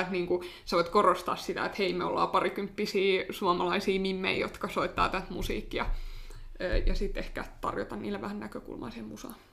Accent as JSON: {"language": "Finnish", "country": "Finland", "said": "mä oon Suomesta, mä soitan klarinettia"}